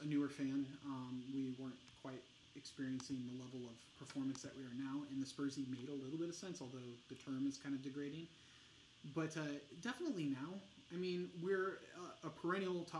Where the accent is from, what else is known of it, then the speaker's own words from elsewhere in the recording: United States; we're American